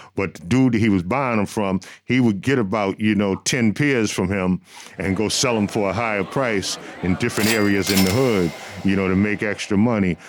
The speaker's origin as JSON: {"language": "English", "town": "New York City", "region": "New York", "country": "United States", "tie": "born or raised there", "said": "Growing up in Brooklyn with my family was something that was so important to me"}